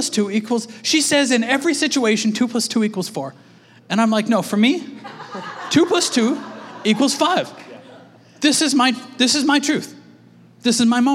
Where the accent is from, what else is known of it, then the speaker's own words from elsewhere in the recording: Canada; we're Canadian